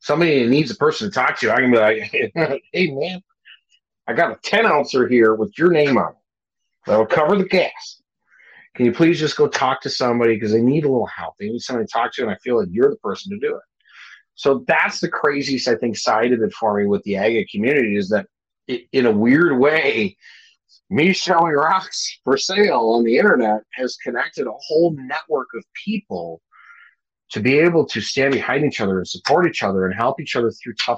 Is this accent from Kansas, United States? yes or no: no; Minnesota, United States; moved away as an adult; also born or lived in Hawaii; Minnesota for me is always, this is home. This is where I'm from. This is where I'm born and raised